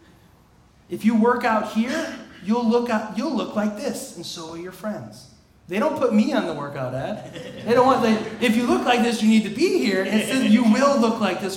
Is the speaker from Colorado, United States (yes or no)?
no; outside Chicago, Illinois, United States; growing up outside Chicago in the 90s